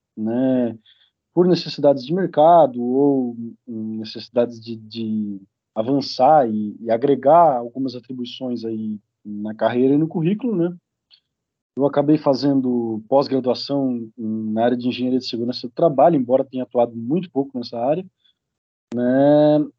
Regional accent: Criciúma, Santa Catarina, Brazil; eu sou natural aqui de Criciúma

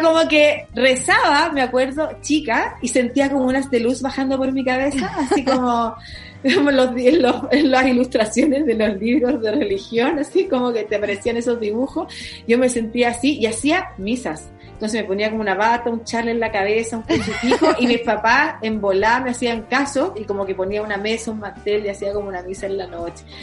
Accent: Concepción, Biobío, Chile; now in Santiago, Chile; yo que soy de Concepción

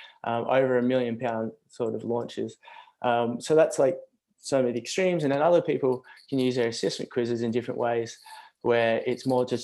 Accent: Australia; accent: Australian; moved away as an adult; now in Brighton, United Kingdom; I'm from Australia. I'm actually over here in the UK though, down in Brighton, hence the Australian accent

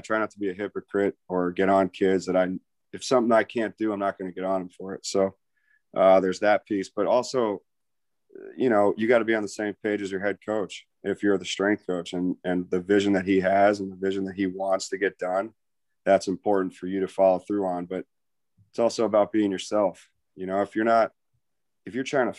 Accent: Tampa, Florida, United States; I grew up in Tampa, Florida

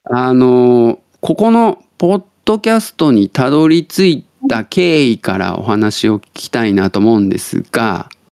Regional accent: Tottori, Japan; now in Osaka, Japan; 僕が鳥取生まれギターポップ育ちの刑事です大阪市在住です

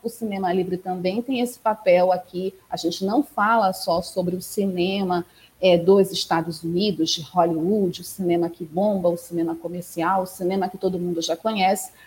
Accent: Amazon, Pará, Brazil; vindo daqui da minha terra, da Amazônia

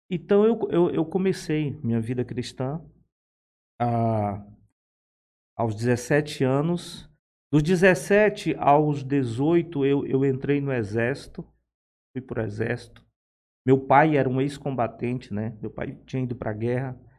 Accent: Fortaleza, Ceará, Brazil; accent: nordestino; moved away as an adult; E eu não sei se o meu sotaque já denunciou, mas eu sou nordestino. Eu, eu sou natural de Fortaleza. Ah, nasci em Fortaleza. Aos 19 anos eu, eu saí.

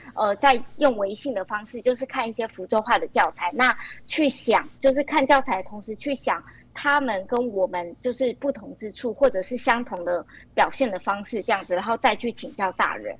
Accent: Matsu, Lienchiang County, Taiwan; 像我就是从小在马祖土生土长，就长大的小朋友

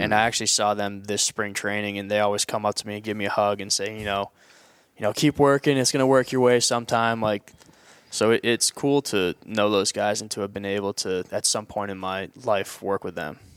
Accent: New England, United States; as a kid growing up in New England

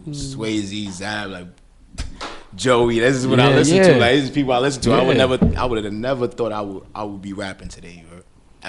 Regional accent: New York City, New York, United States; I'm from Katona Park, you heard, East Side, 73173rd, Katona, Boston Road, we out here, that's where we come from.

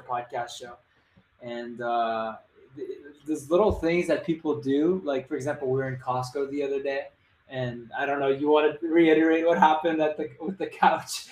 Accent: Montreal, Quebec, Canada; I'm from Montreal

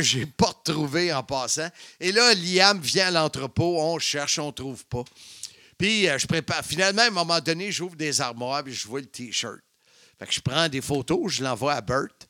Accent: Salaberry-de-Valleyfield, Quebec, Canada; Valleyfield, ma ville natale, la ville de l'amour

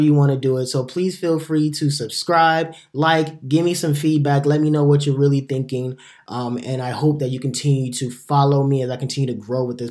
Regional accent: Imo, Nigeria; moved away; In the motherland in Nigeria, which is my hometown, my native country

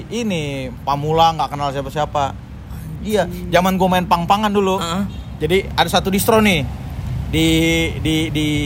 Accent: Tanjung Priok, Jakarta, Indonesia; Eh, karena kita gue anak Priuk si iya

